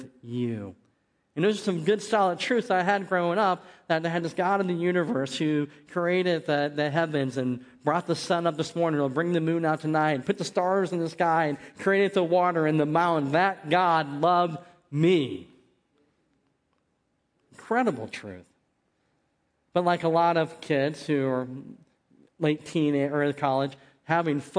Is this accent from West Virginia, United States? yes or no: yes; West Virginia, United States; also born or lived in Barberton, Ohio; in my hometown, football ruled. I mean, it was the thing. I mean, there's not much to do in West Virginia on a Friday night